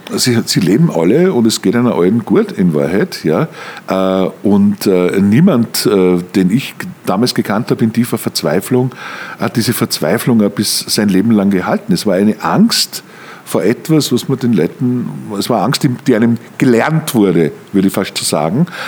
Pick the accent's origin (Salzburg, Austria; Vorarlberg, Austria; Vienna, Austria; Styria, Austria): Styria, Austria; Mürzzuschlag; moved away as an adult; now in Germany; Ich komme komm aus dem Mürztal, ich komme aus Mürzzuschlag